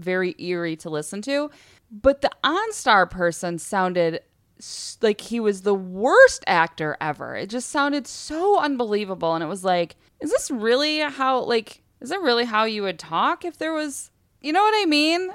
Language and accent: English; West Branch, United States; growing up in West Branch, we lived, we lived out in the woods and we had forty acres behind our home